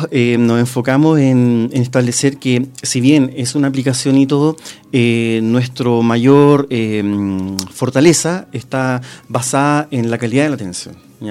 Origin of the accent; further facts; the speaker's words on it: Rancagua, O'Higgins, Chile; ya yo soy de Rancagua.